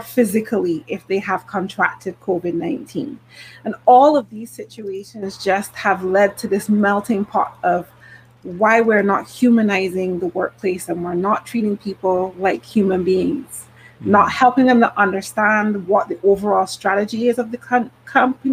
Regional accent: Barbados; I am from the beautiful island of Barbados

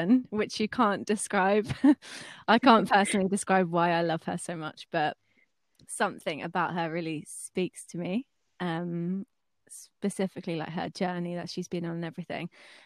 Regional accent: Brighton, South East England, United Kingdom; I'm 24, I'm from Brighton

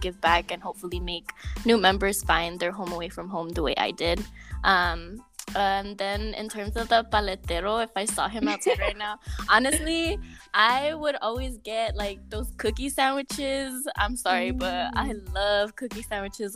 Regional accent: Coachella Valley, California, United States; I'm from the Coachella Valley, and I'm a fourth year at UCLA.

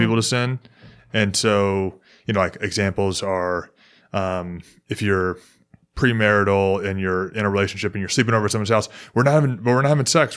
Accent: Memphis, Tennessee, United States; now in Houston, United States; I'm from Memphis. We speak different English

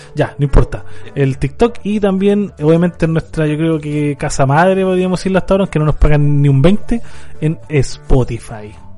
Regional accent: Chile; como sudaca, como latino y sobre todo como chileno

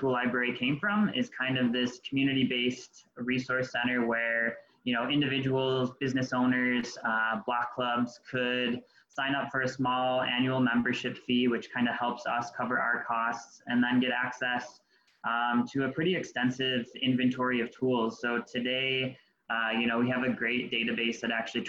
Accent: Colden, New York, United States; I grew up in the South Towns of Western New York, Colden to be exact

